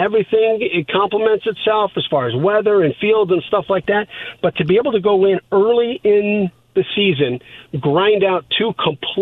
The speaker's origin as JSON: {"language": "English", "town": "Indianapolis", "region": "Indiana", "country": "United States", "tie": "born or raised there", "said": "I grew up in Indianapolis"}